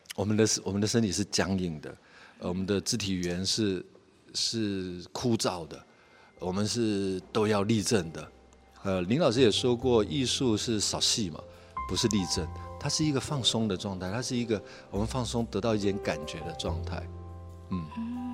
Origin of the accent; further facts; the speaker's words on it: Taiwan; 甚至是我们台湾传统的，呃，议政文化